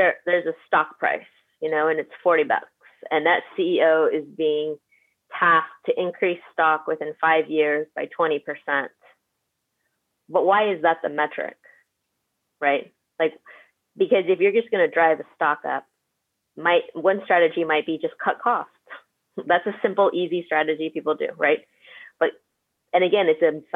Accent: Bay Area, California, United States; I'm from the Bay Area

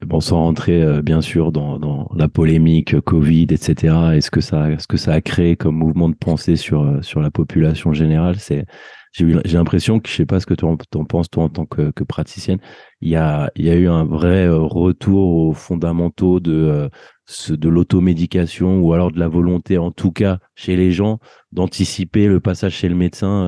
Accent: France; on a grandi en France

